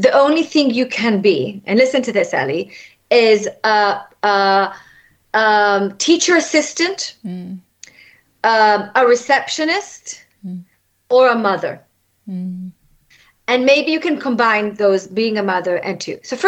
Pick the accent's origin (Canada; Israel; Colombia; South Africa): Israel; moved away as an adult; now in London, United Kingdom; when I was raised in Israel, I was raised pretty much with people that have a similar religion